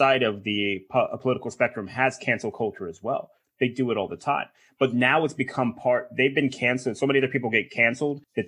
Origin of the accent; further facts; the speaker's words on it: United States; we're American